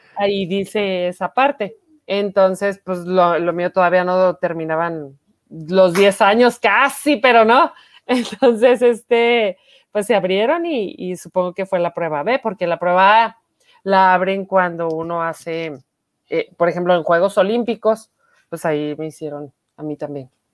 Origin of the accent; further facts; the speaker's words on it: Chihuahua, Mexico; Yo soy de aquí, de Chihuahua, Chihuahua. Mm, aquí nací